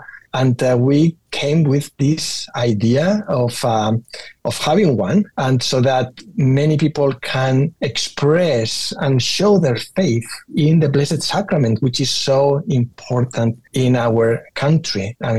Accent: Spain; moved away as an adult; also born or lived in Rome, Italy; now in Washington, D.C., United States; I grew up in Spain

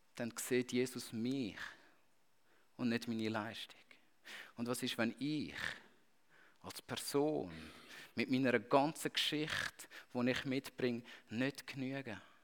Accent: Switzerland; als Schweizer

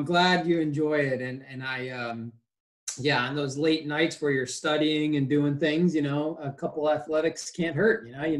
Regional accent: then Cincinnati, Ohio, Midwest, United States; also born or lived in Illinois / Tempe, Arizona / Chicago, Illinois; my journey started, you know, in the Midwest. That's where my roots are. I grew up in Illinois, you know, just outside of Chicago.

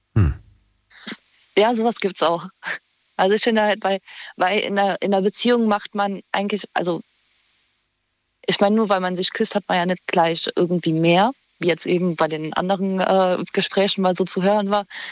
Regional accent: Trier, Rhineland-Palatinate, Germany; ich komme aus Trier

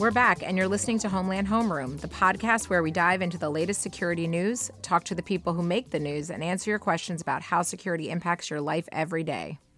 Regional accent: United States; as an American

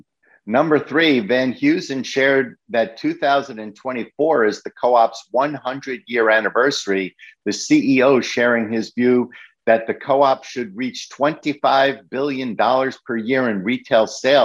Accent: New York City, New York, United States; the store that I grew up in the Bronx

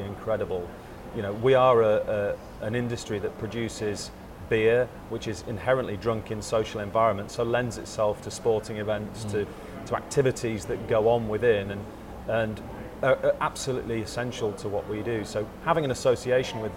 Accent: Yorkshire and the Humber, United Kingdom; I'm kind of born and raised in Yorkshire

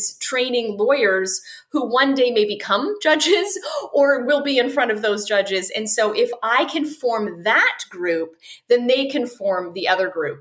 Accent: Vancouver, British Columbia, Canada; moved away as an adult; now in United States; I'm originally from Canada, although I'm in the States now. So I'm from Vancouver on the West Coast.

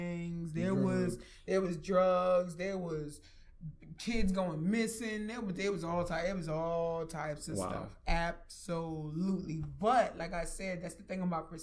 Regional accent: New York City, New York, United States; moved away; I'm from Flatbush. Mm. You know, I was born in Flatbush

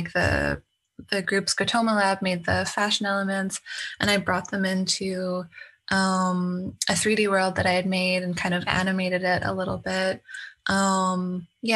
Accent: Canada; moved away; I'm from Canada originally

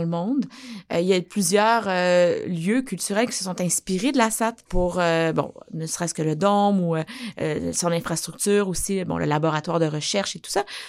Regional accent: Abitibi, Quebec, Canada; je viens de l'Abitibi

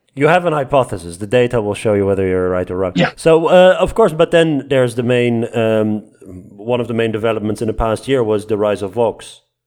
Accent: Netherlands

